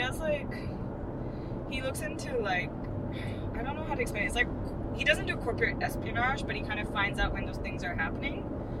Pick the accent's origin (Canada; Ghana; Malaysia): Malaysia; moved away as an adult; also born or lived in London, United Kingdom / United Kingdom; now in Australia; I was born in London, but I grew up in Malaysia.